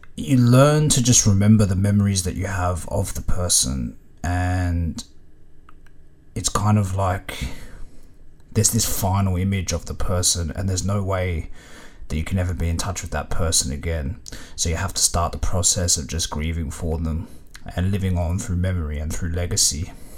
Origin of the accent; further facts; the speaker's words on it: Melbourne, Victoria, Australia; growing up in Melbourne, the train system was kind of like the veins of the city.